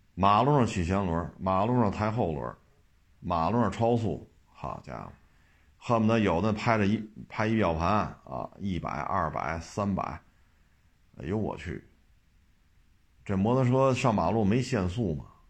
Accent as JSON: {"language": "Chinese", "region": "Beijing", "country": "China", "tie": "born or raised there", "said": "我们作为生在这儿，长在这儿的北京人"}